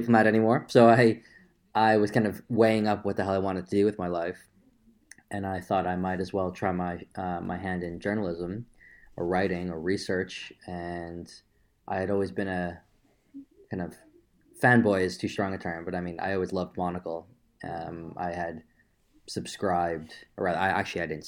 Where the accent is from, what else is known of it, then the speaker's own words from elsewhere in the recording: Long Island, New York, United States; now in London, United Kingdom; I am from a sleepy little town in the suburbs of New York.